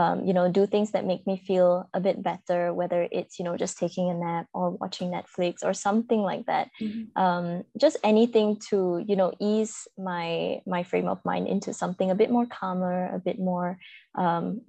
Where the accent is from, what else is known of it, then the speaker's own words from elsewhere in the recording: Malaysia; I am from Malaysia, born and bred here.